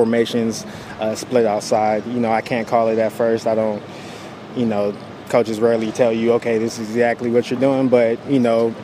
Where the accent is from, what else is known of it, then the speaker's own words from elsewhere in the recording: San Jose, California, United States; I'm from San Jose, California.